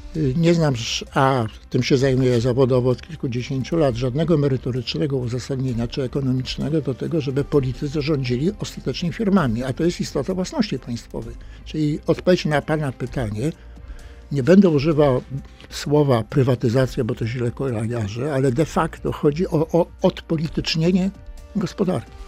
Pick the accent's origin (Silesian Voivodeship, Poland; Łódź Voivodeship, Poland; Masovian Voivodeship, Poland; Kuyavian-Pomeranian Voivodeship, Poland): Kuyavian-Pomeranian Voivodeship, Poland; Toruń; obaj pochodzimy z Torunia